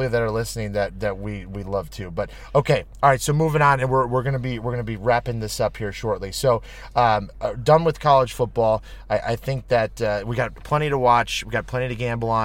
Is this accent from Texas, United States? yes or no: no; Chicago, Illinois, United States; moved away as an adult; I'm from Chicago